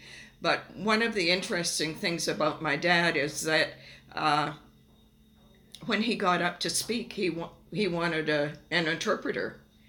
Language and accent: English; Lagos, Nigeria; born there; I was born in Nigeria, West Africa, in Yaba County.